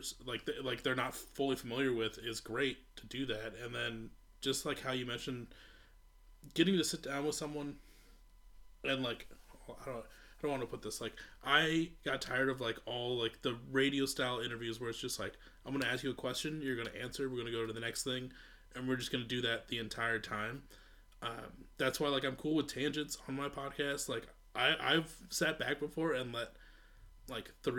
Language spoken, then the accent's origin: English; Eastern Iowa, Iowa City area, United States; now in Minneapolis, United States; I'm originally from the Iowa City area, the Quad Cities, like Eastern Iowa